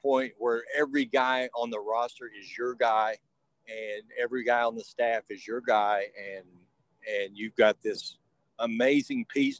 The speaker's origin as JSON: {"language": "English", "region": "Texas", "country": "United States", "moved": "yes", "lives_now": "Oklahoma, United States", "said": "I've been in Oklahoma now long enough. I mean, I'm from Texas, but I've been up here a long time."}